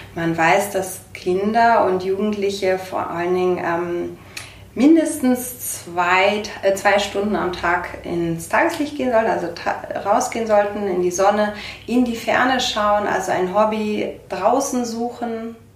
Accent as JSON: {"language": "German", "region": "Bremen", "country": "Germany", "tie": "born or raised there", "moved": "yes", "lives_now": "Munich, Germany", "said": "Ich komme, äh, ursprünglich gebürtig aus Bremen"}